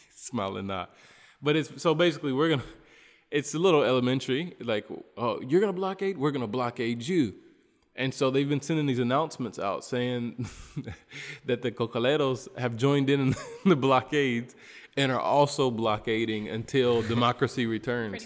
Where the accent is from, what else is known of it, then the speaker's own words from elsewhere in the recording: United States; moved away as an adult; now in Bolivia; as an American person here